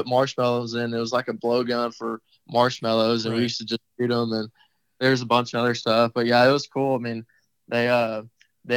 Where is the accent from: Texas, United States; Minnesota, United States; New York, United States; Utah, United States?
Texas, United States; Madisonville; growing up in Madisonville, like I said, on that 9-hole course